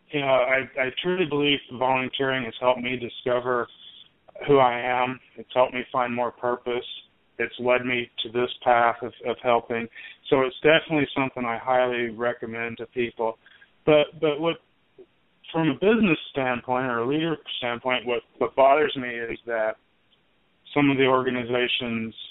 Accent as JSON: {"language": "English", "region": "Arkansas", "country": "United States", "tie": "born or raised there", "said": "as I mentioned, I I grew up in Arkansas"}